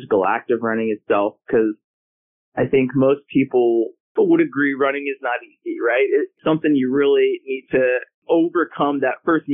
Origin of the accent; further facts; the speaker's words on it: New York, United States; now in Virginia, United States; I'm from New York originally, about an hour outside New York City